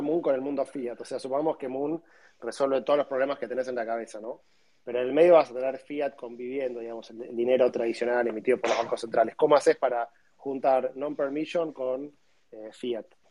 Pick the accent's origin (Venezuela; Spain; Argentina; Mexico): Argentina; como argentinos